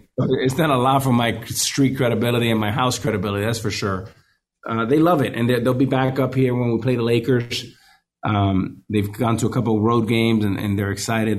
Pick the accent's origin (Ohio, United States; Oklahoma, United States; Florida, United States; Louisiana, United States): Florida, United States; Miami; I grew up in Miami